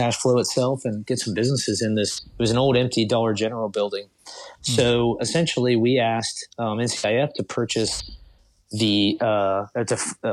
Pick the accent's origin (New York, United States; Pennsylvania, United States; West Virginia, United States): West Virginia, United States; Thurmond; I was born and raised in West Virginia. And, you know, growing up in a small coal town